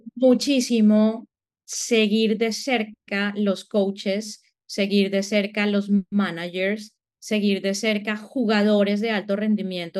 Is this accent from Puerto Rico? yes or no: no; Colombia; moved away as an adult; now in United States; yo creo que en el acento lo sienten, soy colombiana, pero llevo viviendo en Estados Unidos ya casi 17 años, más o menos. Salí de Colombia hace 17 años